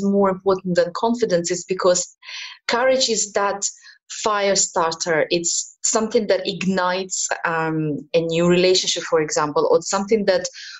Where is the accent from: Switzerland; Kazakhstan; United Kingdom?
Kazakhstan; also born or lived in Ukraine / Middle East; now in Malta; I was born in Ukraine and brought up in Kazakhstan. I'm British national, and I lived in the Middle East all my life before I ended up in Malta.